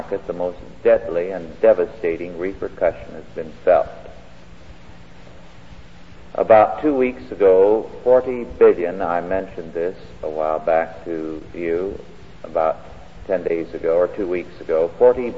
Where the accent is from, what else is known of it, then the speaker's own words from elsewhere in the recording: California, United States; I grew up here in California